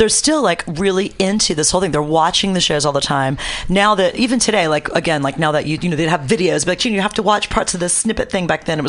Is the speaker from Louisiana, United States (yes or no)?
yes; New Orleans, Louisiana, United States; now in San Francisco, United States; I grew up in New Orleans